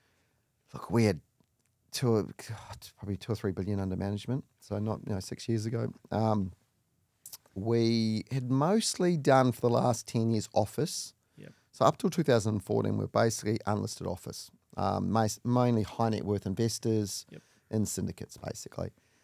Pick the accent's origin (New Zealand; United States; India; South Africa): New Zealand; Auckland; So I grew up in Auckland in New Zealand, one of four parents.